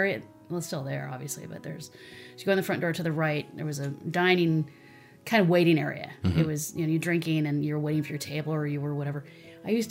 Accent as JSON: {"language": "English", "town": "Carpinteria", "region": "California", "country": "United States", "tie": "born or raised there", "said": "I was born in Carpenteria."}